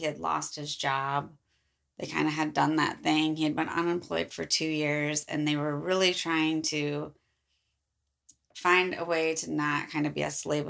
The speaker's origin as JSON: {"language": "English", "area": "near Palatine", "region": "Illinois", "country": "United States", "tie": "born or raised there", "said": "it's very close to my hometown. And a portion of the story happens literally across the street from one of the houses I lived in."}